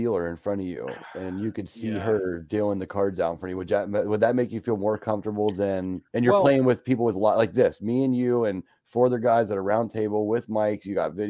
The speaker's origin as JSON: {"language": "English", "town": "Las Vegas", "region": "Nevada", "country": "United States", "tie": "born or raised there", "lives_now": "Ohio, United States", "said": "I was born in Vegas, raised on the horse track, kind of like Joel."}